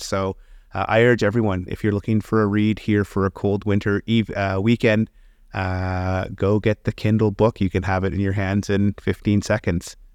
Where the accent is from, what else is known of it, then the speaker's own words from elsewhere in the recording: Canada; also born or lived in England; me as a Canadian